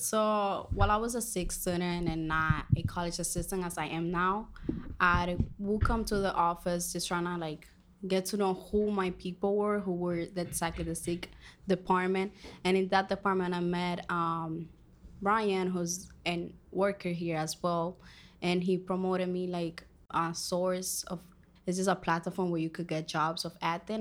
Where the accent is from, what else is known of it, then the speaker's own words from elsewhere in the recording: Dominican Republic; first language Spanish; English is a second language; moved away; I am from Dominican Republic.